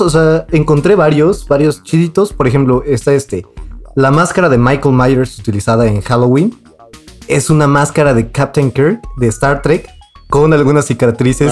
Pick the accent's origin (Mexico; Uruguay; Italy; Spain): Mexico; nosotros siendo mexicanos